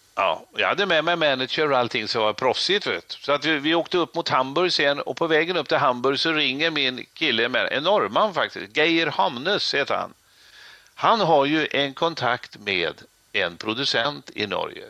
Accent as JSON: {"language": "Swedish", "town": "Trollhättan", "region": "Västra Götaland", "country": "Sweden", "tie": "born or raised there", "said": "håller jag på och bygger ett disco i min hemstad Trollhättan"}